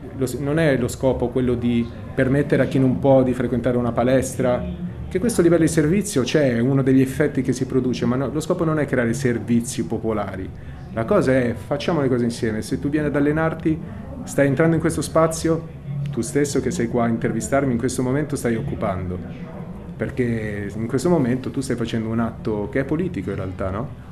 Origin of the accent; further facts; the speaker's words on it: Milan, Lombardy, Italy; now in Rome, Italy; sono cresciuto a Milano poi in realtà anche se vengo